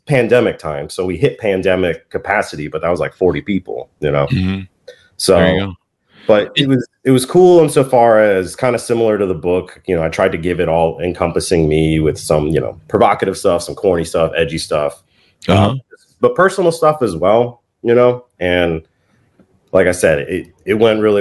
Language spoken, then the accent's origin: English; Vienna, Virginia, United States; moved away; my hometown, Vienna, VA